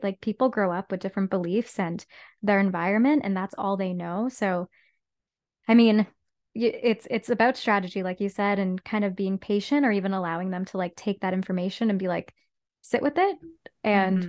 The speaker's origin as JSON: {"language": "English", "town": "Whitby", "region": "Ontario", "country": "Canada", "tie": "born or raised there", "lives_now": "Toronto, Canada", "said": "grew up in Whitby, Ontario"}